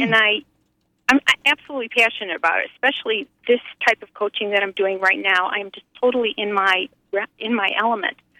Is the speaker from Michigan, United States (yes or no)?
yes; Lapeer, Michigan, United States; I'm from the Lapeer area.